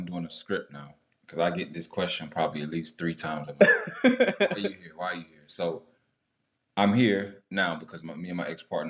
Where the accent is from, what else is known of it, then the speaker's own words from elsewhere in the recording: North Carolina, United States; moved away as an adult; now in Midlands, United Kingdom; I'm from North Carolina